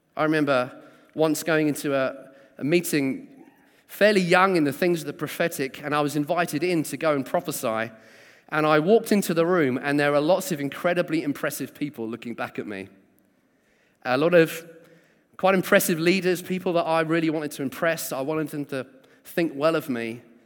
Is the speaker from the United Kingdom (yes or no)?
yes; South Coast, South East England, United Kingdom; also born or lived in Sheffield; I was born in Sheffield and then kind of raised on the South Coast.